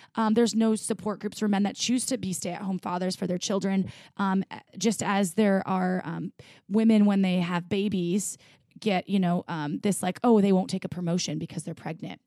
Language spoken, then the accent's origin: English; Midwest, United States; moved away; I grew up in the Midwest